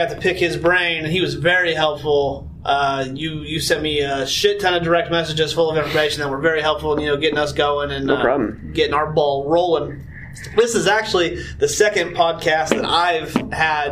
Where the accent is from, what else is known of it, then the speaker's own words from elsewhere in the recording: Northern Indiana, United States; I'm from the Northern Indiana region.